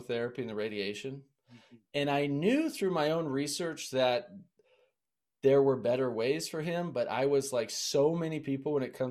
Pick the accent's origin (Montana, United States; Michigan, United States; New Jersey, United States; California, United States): Montana, United States; I grew up in Montana